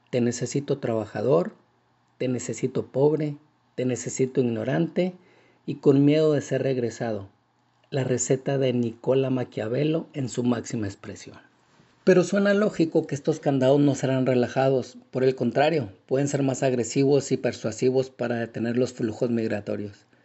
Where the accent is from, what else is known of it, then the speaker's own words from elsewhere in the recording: Mexico; now in United States; vivimos 55.2 millones de hispanos en Estados Unidos, el 17% de la población, de los cuales el 63% somos mexicanos.